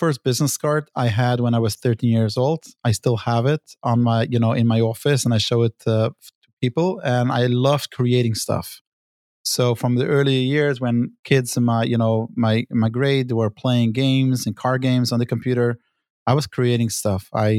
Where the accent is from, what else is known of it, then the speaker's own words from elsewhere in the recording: New York City, New York, United States; Brooklyn, New York.